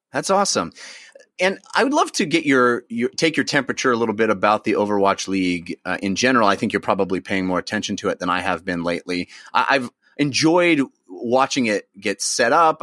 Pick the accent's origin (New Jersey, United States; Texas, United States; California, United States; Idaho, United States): California, United States; Bay Area; I grew up in the Bay Area